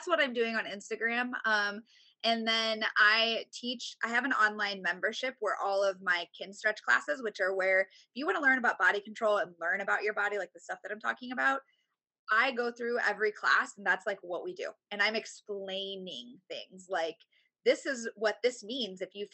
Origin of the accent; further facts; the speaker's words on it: Indiana, United States; now in Tampa, United States; I've only been here 7, cause I'm from the Midwest. I'm from Indiana.